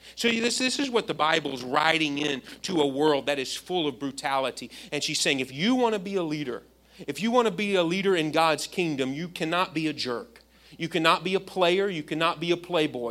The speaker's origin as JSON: {"language": "English", "region": "Indiana", "country": "United States", "tie": "born or raised there", "said": "I grew up in Indiana"}